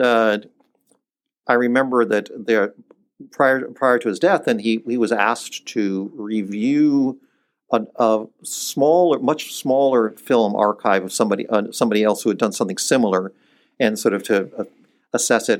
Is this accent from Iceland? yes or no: yes; Iceland; moved away; I was born in Iceland and my mother is Icelandic